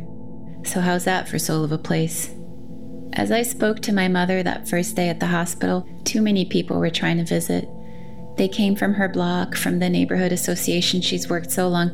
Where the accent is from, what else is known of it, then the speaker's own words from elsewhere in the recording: Brazil; now in United States; after witnessing such abject poverty as one does growing up in Brazil